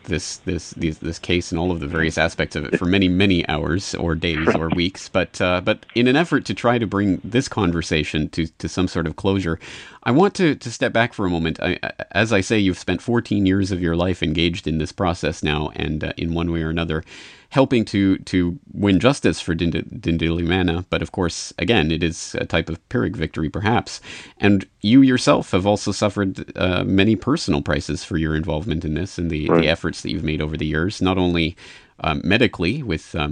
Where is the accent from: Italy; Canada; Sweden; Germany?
Canada; myself being Canadian